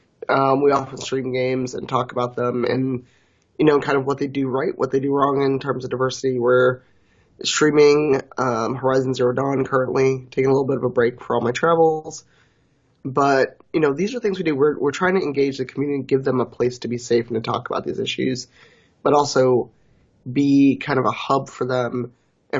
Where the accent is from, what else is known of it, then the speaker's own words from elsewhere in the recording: Chicago, Illinois, United States; I moved from the South Side, but when I lived over there, it was an odyssey to try to get up north or go into places that did have the kind of, you know, RPG stuff or video game things that I wanted to explore as a teenager.